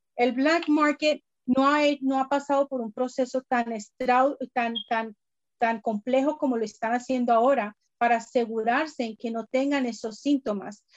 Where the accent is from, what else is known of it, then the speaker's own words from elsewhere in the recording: Colombia; moved away; siendo colombiana y teniendo familia, médicos, doctores en Colombia